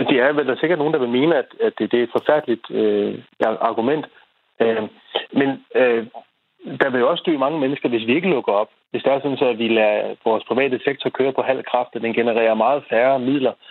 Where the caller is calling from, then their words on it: Holte, Capital Region of Denmark, Denmark; Jeg er fra Holte.